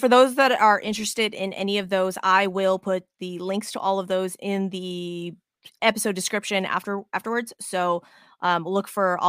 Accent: Las Vegas, Nevada, United States; I was raised in Vegas, so it would be great to go back home for a little bit.

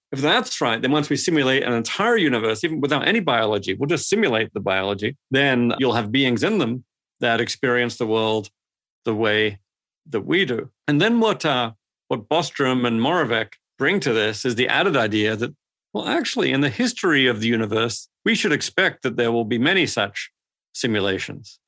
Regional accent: Australia; moved away; also born or lived in Sydney, Australia / Adelaide, Australia; I grew up in Sydney and Adelaide in Australia

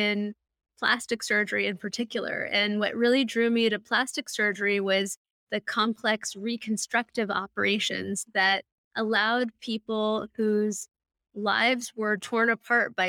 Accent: Malibu, California, United States; I grew up in Malibu, California, down the street from the old Getty Museum

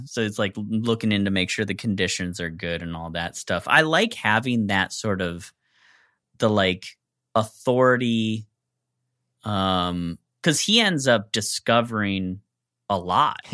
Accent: United States; I'm from the East Coast Midwest

